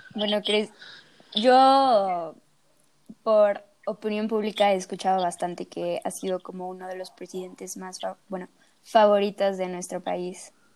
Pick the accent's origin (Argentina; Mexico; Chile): Mexico